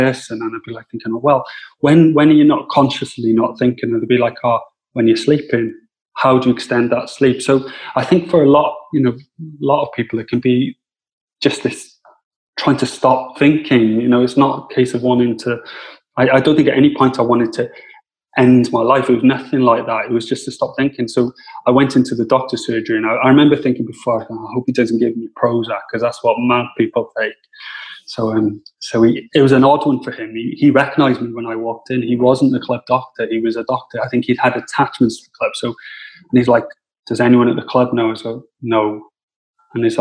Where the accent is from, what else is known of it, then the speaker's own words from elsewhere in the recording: Cardiff, Wales, United Kingdom; moved away; I come from Cardiff, so I'm used to cities.